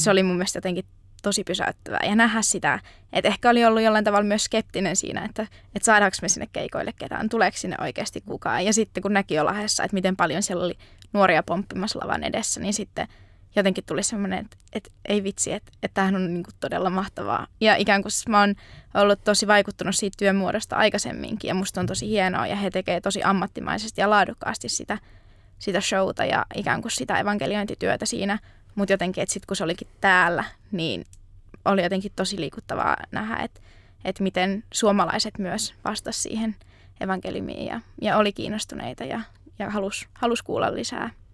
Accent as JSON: {"language": "Finnish", "town": "Kouvola", "region": "Kymenlaakso", "country": "Finland", "tie": "born or raised there", "moved": "as an adult", "lives_now": "Jyväskylä, Finland", "said": "nyt oon sitten vanhalla kotipaikkakunnallani Kouvolassa"}